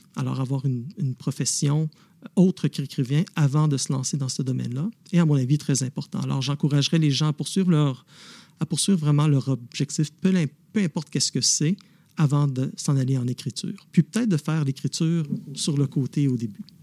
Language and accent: French; Montreal, Quebec, Canada; now in Ottawa, Canada; je suis né à Montréal, mais j'habite maintenant à Ottawa